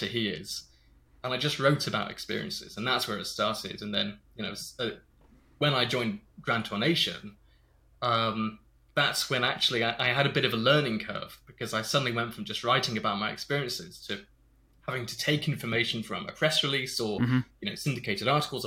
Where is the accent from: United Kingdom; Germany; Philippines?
United Kingdom; Stratford-upon-Avon, West Midlands; I grew up in Stratford-upon-Avon